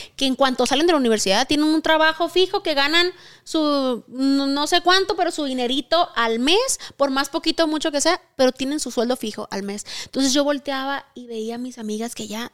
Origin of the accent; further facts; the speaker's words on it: Sonora, Mexico; moved away as an adult; now in Mexico City, Mexico; soy de Sonora y tengo 10 años viviendo aquí en la Ciudad de México